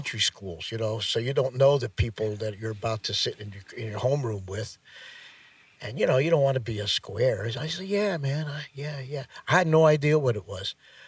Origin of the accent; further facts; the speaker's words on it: Pelham, New York, United States; Pelham was a great place to grow up, yes, because of the fact that it was so close to New York, 20 minutes